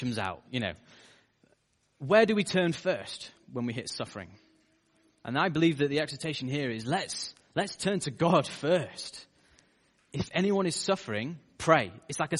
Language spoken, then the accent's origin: English; United Kingdom; as British people